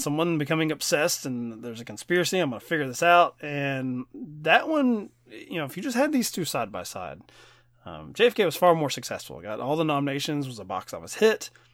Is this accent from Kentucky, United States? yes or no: yes; Kentucky, United States; born or raised there